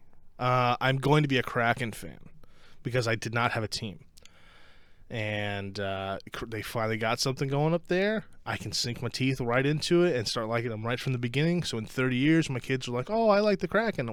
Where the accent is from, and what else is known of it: Ohio, United States